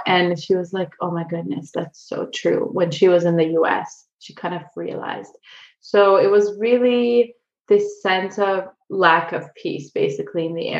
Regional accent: Israel; also born or lived in Ukraine; now in San Diego, United States; I grew up half in Israel and half in San Diego, where I live now.

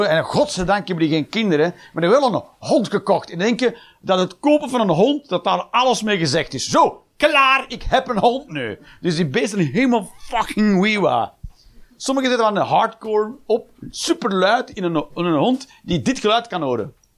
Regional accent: Flanders, Belgium; we zijn als Belg

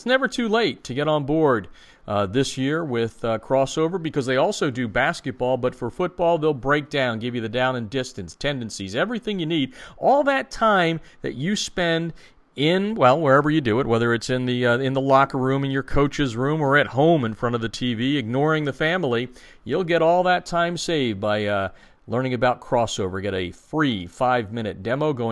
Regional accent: United States; moved away; my hometown in the Lehigh Valley

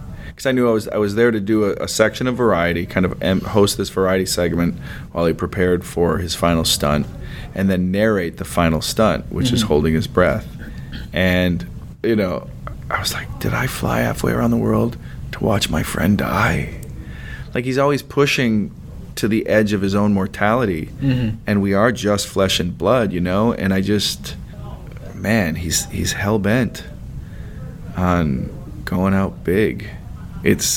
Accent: Minnesota, United States; I'm from Minnesota.

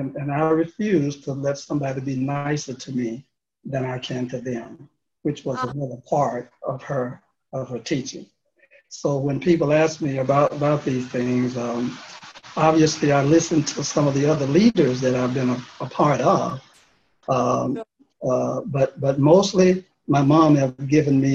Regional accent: Memphis, Tennessee, United States; moved away as an adult; also born or lived in Philadelphia; Memphis was my hometown, South Memphis

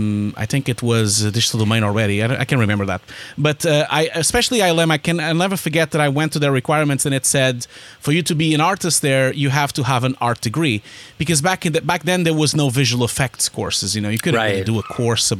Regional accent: Porto, Norte, Portugal; moved away as an adult; also born or lived in Lisbon, Portugal; I'm Portuguese originally. I was born in Porto and I lived in Lisbon for a long time

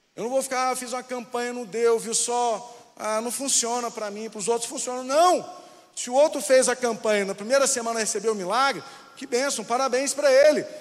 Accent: Anápolis, Goiás, Brazil; now in Brasília, Brazil; Eu vim de Anápolis, só que hoje Anápolis é uma cidade grande. É, cresceu bastante, mas na minha época ela era petitinha.

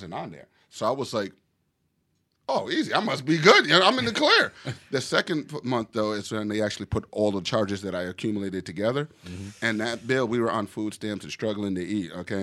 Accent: South Carolina, United States; I grew up in South Carolina

